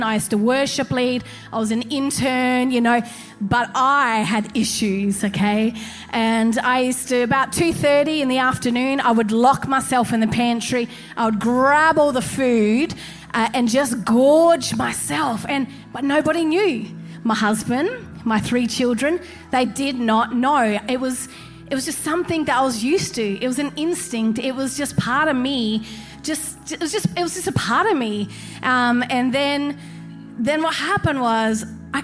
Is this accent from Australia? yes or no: yes; Australia; I'm an Australian